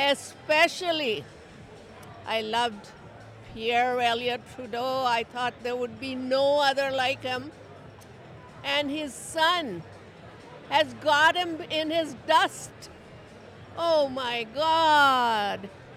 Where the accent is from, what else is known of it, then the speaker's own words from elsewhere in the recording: Indore, Madhya Pradesh, India; now in Winnipeg, Canada; I'm originally from Indore, India. I've been in Winnipeg for the last 51 years